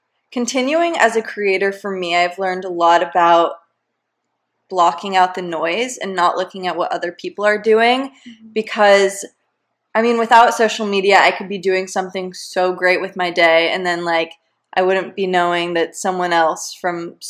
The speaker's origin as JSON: {"language": "English", "town": "San Diego", "region": "California", "country": "United States", "tie": "born or raised there", "moved": "yes", "said": "when I was growing up in San Diego, going to high school"}